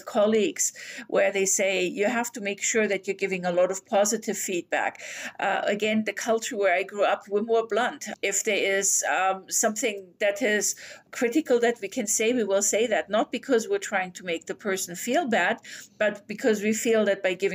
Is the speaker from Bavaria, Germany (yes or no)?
yes; Bavaria, Germany; English is a second language; moved away as an adult; now in Canada; I grew up in Bavaria where language can be, let's say, more colorful than it is in Canada.